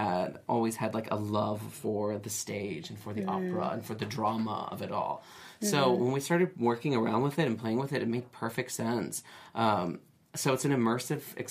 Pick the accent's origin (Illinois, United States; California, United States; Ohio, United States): California, United States; San Diego; also born or lived in New York; now in Los Angeles, United States; I'm from San Diego, but lived in New York for 8 years